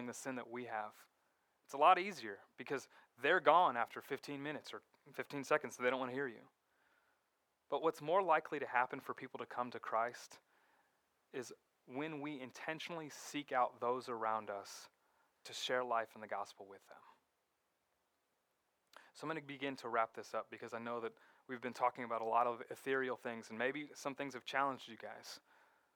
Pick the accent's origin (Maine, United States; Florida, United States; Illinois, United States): Florida, United States; Fort Lauderdale; moved away as an adult; where I grew up in Fort Lauderdale